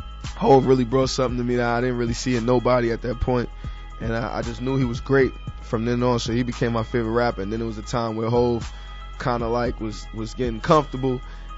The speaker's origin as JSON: {"language": "English", "town": "New York City", "region": "New York", "country": "United States", "said": "I'm from Harlem, so we kind of got like that calm tone a little bit."}